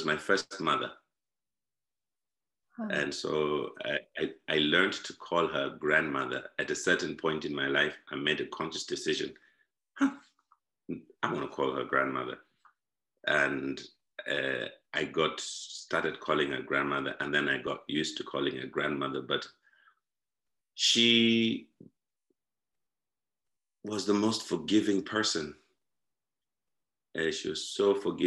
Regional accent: Zimbabwe; born or raised there; now in Ireland

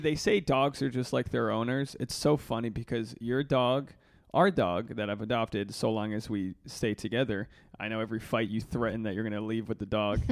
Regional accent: Rhode Island, United States; moved away as an adult; now in Los Angeles, United States; Rhode Island born, and I'm Rhode Island bred

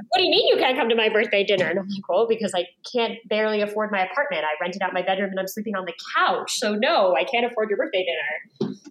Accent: New York, United States; moved away; I grew up in New York and lived in New York

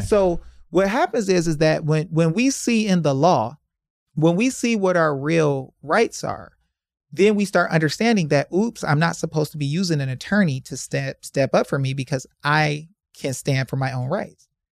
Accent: Detroit, Michigan, United States; I'm from Detroit.

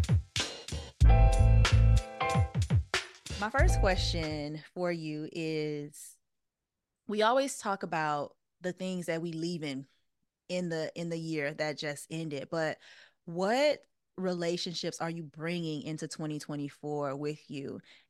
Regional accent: Southern United States, United States; now in Los Angeles, United States; Now, I've always been a Christian and I grew up in the South, the Deep South, Bible Belt. But since I've moved to LA, I have been able to redefine my relationship with God

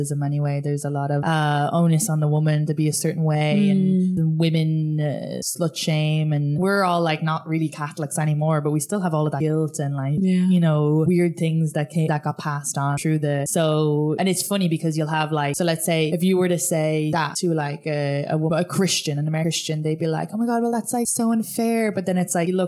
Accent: Ireland; moved away as an adult; now in United States; growing up in Ireland

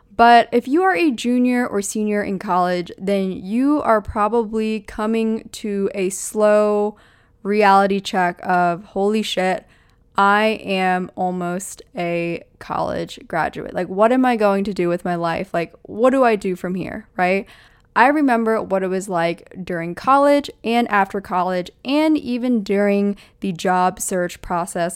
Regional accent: Pennsylvania, United States; moved away; also born or lived in Southern California; I grew up in Pennsylvania in a four seasons type of climate.

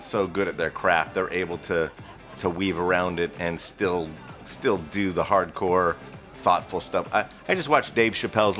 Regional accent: Orange County, Southern California, United States; I started doing open mic nights in Orange County where I grew up.

